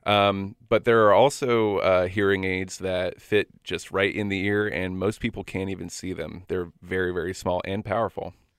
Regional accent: Florida, United States; moved away as an adult; also born or lived in Tennessee / Athens, Georgia; now in Washington, United States; I'm originally from Florida

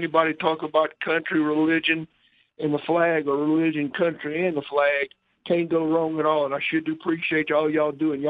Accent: Biloxi, Mississippi, United States; I come from the Biloxi Gulf Coast of Mississippi, and I'm up here in Alabama hunting

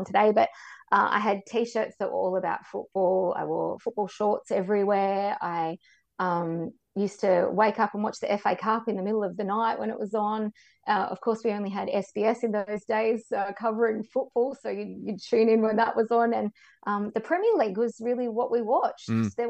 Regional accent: Canberra, Australian Capital Territory, Australia; I was born and raised in Canberra, schooled in Canberra

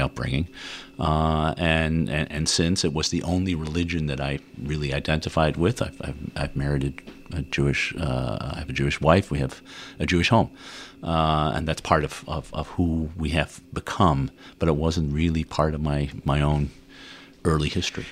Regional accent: Netherlands; moved away as an adult; now in United States; I grew up in Holland, uh, Dutch parents

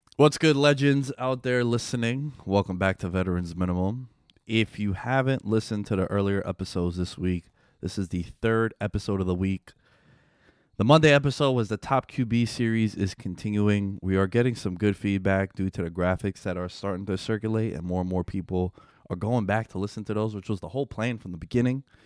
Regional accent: New York, United States; I'm born and raised in New York

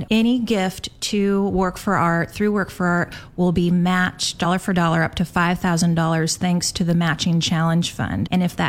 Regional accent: Portland, Oregon, United States; I grew up in Portland

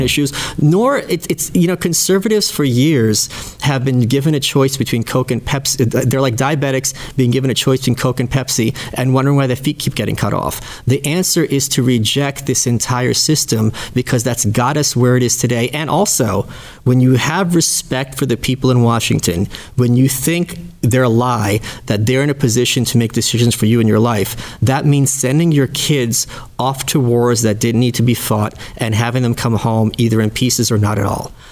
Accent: Ukraine; now in United States; I was born in the Soviet Union

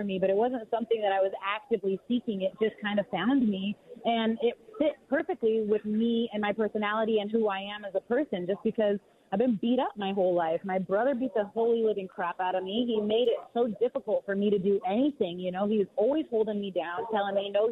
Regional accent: Pacific Northwest, United States; we're from the Pacific Northwest, and we're loyal to the soil up there

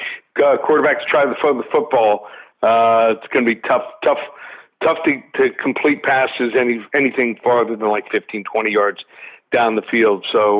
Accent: Miami, Florida, United States; Hey, I'm from Miami.

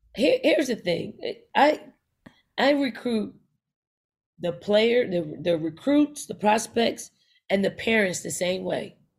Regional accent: Philadelphia, Pennsylvania, United States; I'm from North Philly, like, that's my foundation. Um, I, I grew up in the household, uh, being the youngest of five

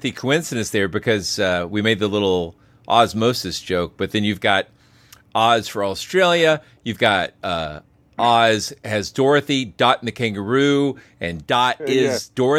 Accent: United States; speaking as an American

